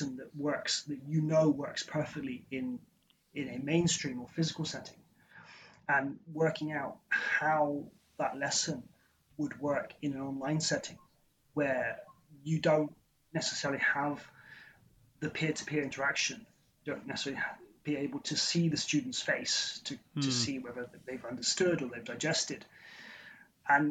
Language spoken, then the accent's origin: English; Somerset, South West England, United Kingdom; I grew up in Somerset, in the southwest of England.